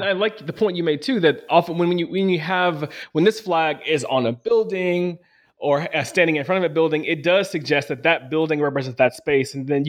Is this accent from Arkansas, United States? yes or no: yes; Arkansas, United States; growing up in Arkansas and seeing Confederate flags pretty regularly, especially on people's cars